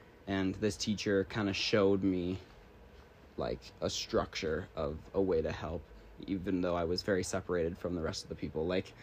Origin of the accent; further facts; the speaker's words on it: British Columbia, Canada; also born or lived in Creston, British Columbia / United States; I moved here when I was like 2 or 3, so I basically spent my entire life here. And I got to grow up here